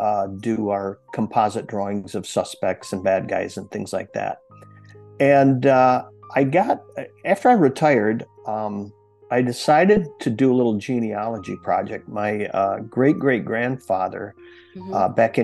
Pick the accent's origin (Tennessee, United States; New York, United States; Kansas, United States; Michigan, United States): Michigan, United States; growing up in Michigan